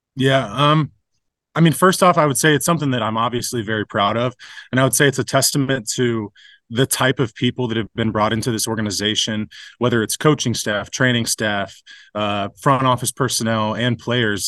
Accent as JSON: {"language": "English", "region": "Ohio", "country": "United States", "tie": "born or raised there", "moved": "as an adult", "lives_now": "Detroit, United States", "said": "I grew up in Ohio"}